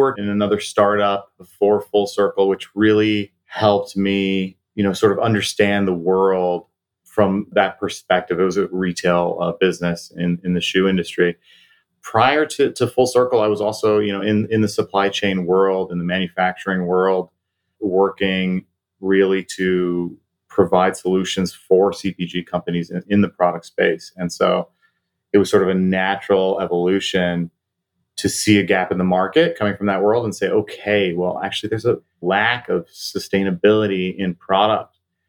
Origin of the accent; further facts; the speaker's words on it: Taiwan; And mind you, this is in the late 80s, early 90s in Taiwan, where I grew up, actually.